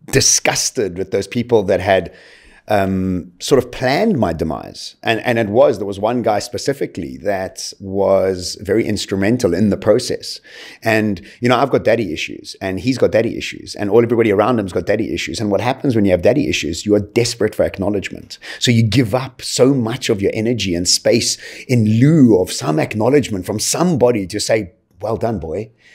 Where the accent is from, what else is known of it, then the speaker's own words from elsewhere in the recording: Eswatini; born there; If I can think back right to the beginning of my life, really, I was born in Swaziland.